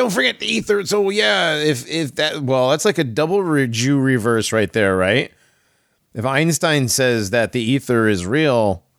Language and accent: English; United States; I'm American.